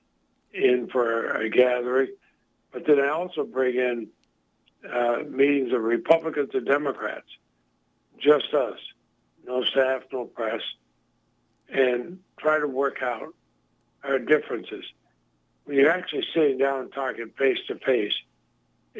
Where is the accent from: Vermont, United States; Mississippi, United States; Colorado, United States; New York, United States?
Vermont, United States; my home state of Vermont. We both grew up there